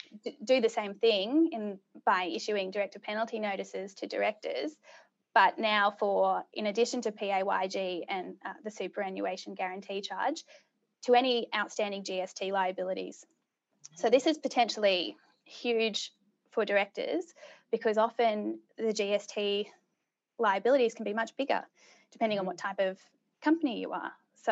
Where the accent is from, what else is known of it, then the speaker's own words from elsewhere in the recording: Subiaco, Western Australia, Australia; born there; Well, truth be told, so I was born in Subiaco. And all my family is originally from WA.